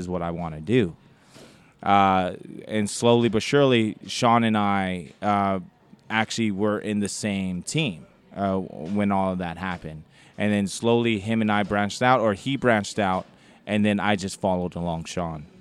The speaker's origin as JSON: {"language": "English", "country": "Samoa", "tie": "born or raised there", "moved": "yes", "said": "growing up, uh, in the islands"}